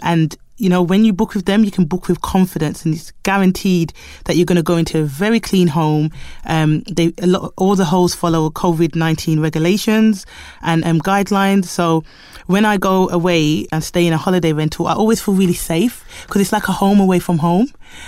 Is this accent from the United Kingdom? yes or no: yes; United Kingdom; born there; I'm Jamaican. I'm born in the UK, but I am Jamaican by heritage.